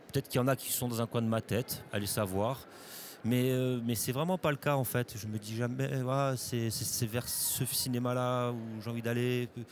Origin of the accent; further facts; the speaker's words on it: Corsica, France; je suis né en Corse, j'ai grandi en Corse, j'y suis parti pour, mon, travail, mais j'y vis toujours